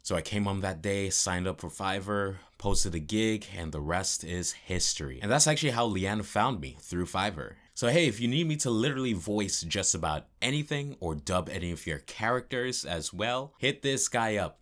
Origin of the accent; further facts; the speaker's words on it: New York City, New York, United States; Born and raised in New York City, where all the creative people are born and raised